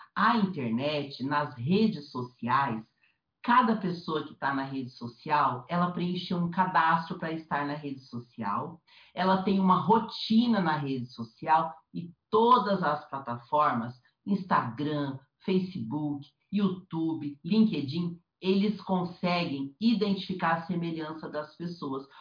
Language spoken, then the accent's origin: Portuguese; Curitiba, Paraná, Brazil; moved away as an adult; now in São Paulo, Brazil; Eu saí de Curitiba, né, que é a cidade que eu fui criada anos e anos